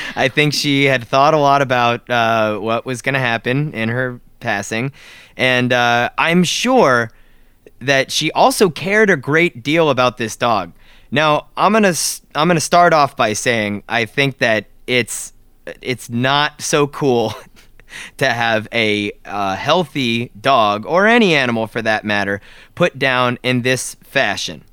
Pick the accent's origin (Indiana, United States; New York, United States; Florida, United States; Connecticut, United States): Florida, United States; South; moved away; we grew up in South Florida